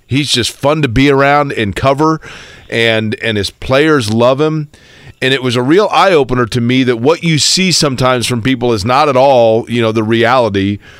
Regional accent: Indianapolis, Indiana, United States; I grew up in Indianapolis, and so like so many kids that grew up in the 80s, you know, the 70s, 80s, and 90s in Indiana

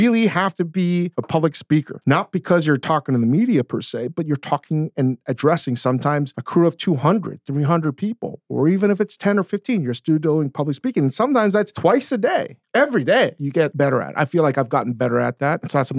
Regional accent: South Korea; except that like now I'm not going to tell people I'm Korean.

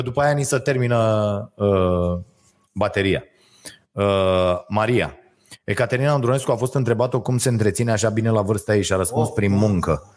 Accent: Romania; ne-am născut în România

